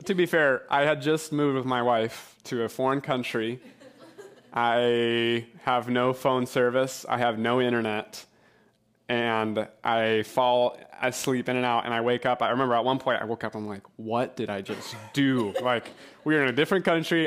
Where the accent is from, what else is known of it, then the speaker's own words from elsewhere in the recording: New Hampshire, United States; moved away as an adult; now in Portugal; I'm from New Hampshire